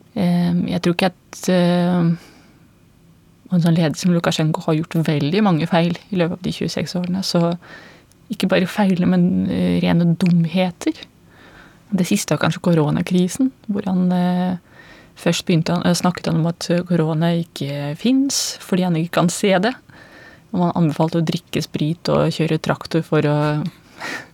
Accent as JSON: {"language": "Norwegian", "country": "Belarus", "moved": "as an adult", "lives_now": "Norway", "said": "jeg kommer fra Hviterussland. Jeg kom til Norge i 2005"}